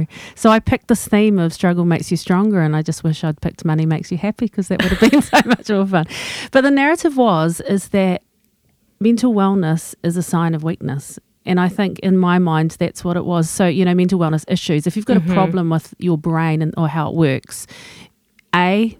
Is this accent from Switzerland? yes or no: no; England, United Kingdom; So, you know, I'm English. I keep calm and carry on.